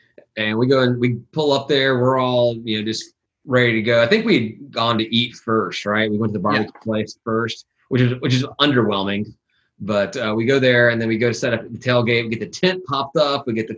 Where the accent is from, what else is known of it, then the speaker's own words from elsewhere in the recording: Memphis, Tennessee, United States; moved away; I'm from Memphis originally, but I haven't been back. And to live back there in forever.